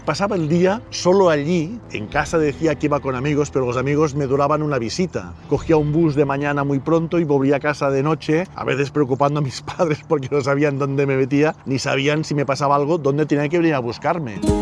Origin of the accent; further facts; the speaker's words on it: Figueres, Catalonia, Spain; nací en Figueras